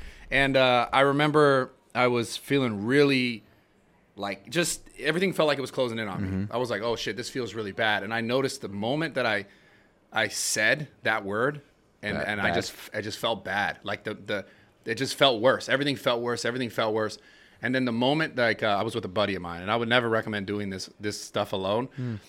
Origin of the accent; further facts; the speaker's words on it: San Francisco, California, United States; San Francisco. That's the first time I ever took mushrooms at Golden, really? At Golden Gate Park, actually.